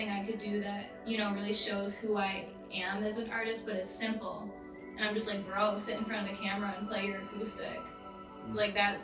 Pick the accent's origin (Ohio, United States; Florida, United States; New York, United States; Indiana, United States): New York, United States; Westmoreland; I'm from Westmoreland, so about 45 minutes away from here